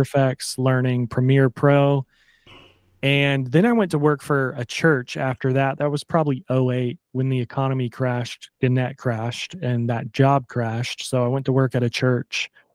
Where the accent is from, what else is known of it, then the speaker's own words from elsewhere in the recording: Pensacola, Florida, United States; moved away as an adult; also born or lived in Savannah, Georgia / New York City; it is home. Born and raised